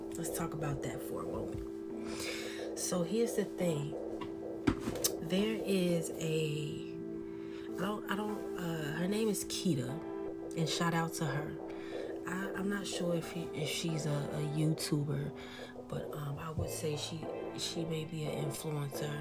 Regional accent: Chicago, Illinois, United States; also born or lived in the South (US); I am a young grown woman that grew up in the hood of Chicago, a bougie hood at that, a Navy baby. So I was born in the South and grew up in the city.

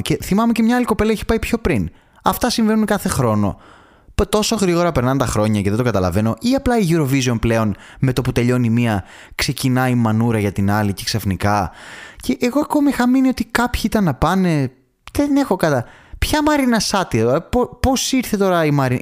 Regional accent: Thessaloniki, Central Macedonia, Greece; εγώ δηλαδή που μεγάλωσα στη Θεσσαλονίκη

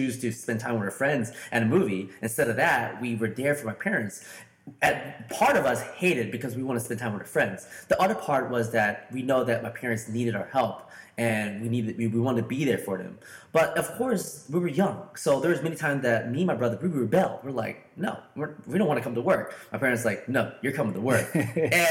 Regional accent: St. Louis, Missouri, United States; I'm from St. Louis, Missouri

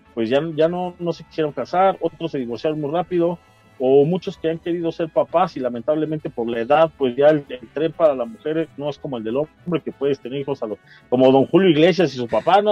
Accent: State of Mexico, Mexico; del Estado de México, pero guanajuatense de corazón

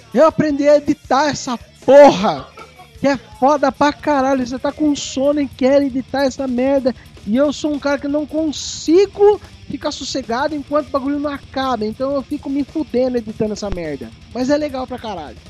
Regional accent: Brazil; a gente é brasileiro

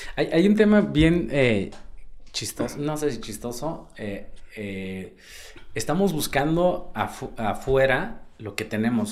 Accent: Oaxaca, Mexico; las mezclas que se generan en, nuestro estado son bien bonitos

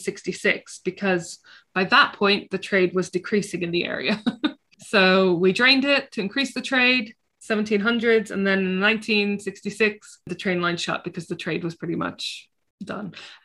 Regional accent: Jerusalem, Palestine; because I'm from Jerusalem and it's about making England as amazing as Jerusalem, which, like, haha, just you try it.

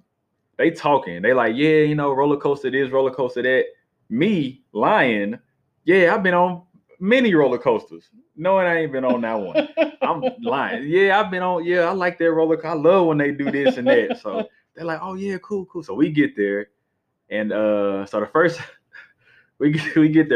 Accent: Atlanta, Georgia, United States; So I was raised in Atlanta

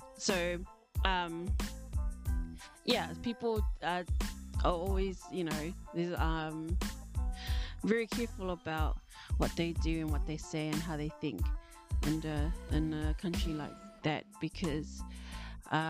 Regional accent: New Zealand; first language English; moved away; also born or lived in Tonga; My parents still try to bring us up in the culture here in New Zealand, but you know, that was mostly through church. So 6 days out of 7 days a week, I would be like every other Kiwi kid

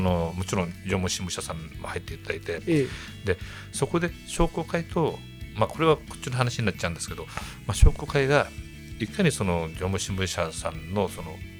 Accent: Maebashi, Gunma, Japan; もともと私たちは同じ場所に住んでるんだけど古市出身なんです

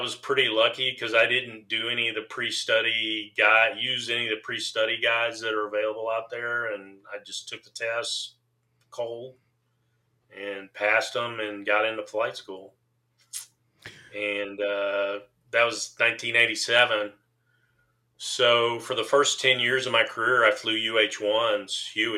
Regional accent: Waco, Texas, United States; we were growing up in Waco.

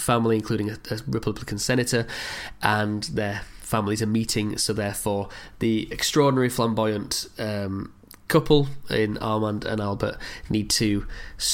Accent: England, United Kingdom; I am English

